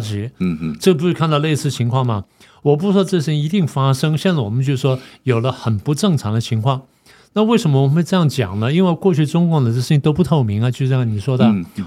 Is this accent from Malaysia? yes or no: no; Taiwan; 我们作为台湾人